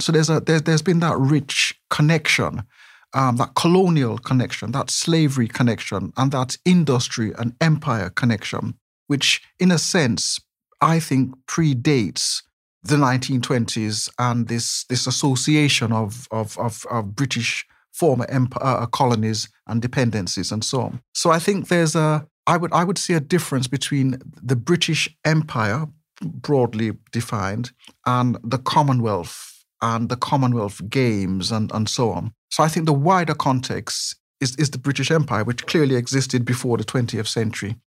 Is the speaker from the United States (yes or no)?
no; Jamaica; accent: not exactly very Brummy; moved away as an adult; also born or lived in West Bromwich, England; now in Birmingham, United Kingdom; a youngster growing up in Jamaica